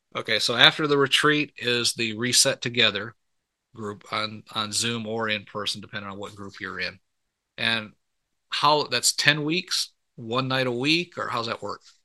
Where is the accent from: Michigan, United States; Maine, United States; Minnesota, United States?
Michigan, United States; moved away as an adult; i was born and raised up in michigan